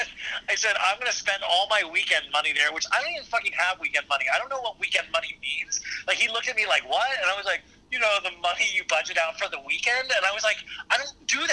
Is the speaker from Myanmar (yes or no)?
no; Kansas, United States; I grew up in Kansas